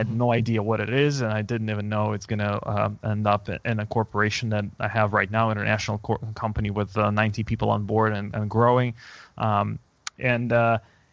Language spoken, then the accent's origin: English; Moscow, Russia; moved away as an adult; now in San Francisco, United States; I was born and raised in Moscow